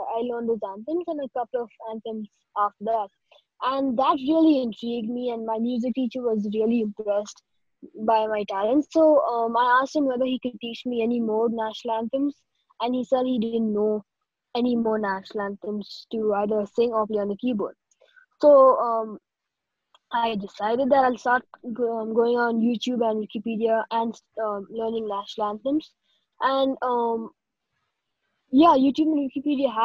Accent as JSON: {"language": "English", "town": "Bangalore", "region": "Karnataka", "country": "India", "said": "I am 14 years old and I'm from Bangalore, India"}